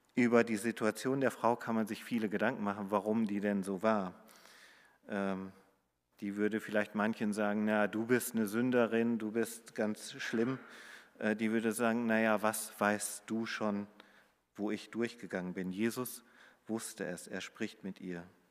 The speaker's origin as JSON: {"language": "German", "region": "Hamburg", "country": "Germany", "said": "wo ich äh, aus Hamburg komme"}